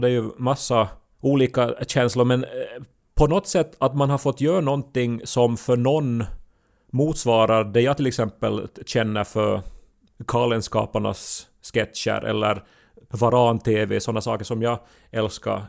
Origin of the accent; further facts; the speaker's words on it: Ostrobothnia, Finland; accent: Ostrobothnian dialect; jag har också österbottniska vänner som jag inte talar dialekt med.